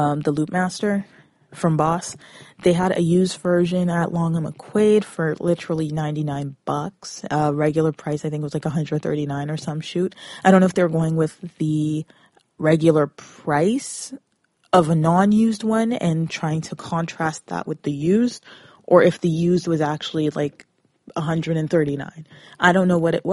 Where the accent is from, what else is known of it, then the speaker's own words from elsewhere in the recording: Brampton area, Peel region, Mississauga, Ontario, Canada; I come from Brampton area, Peel region, Mississauga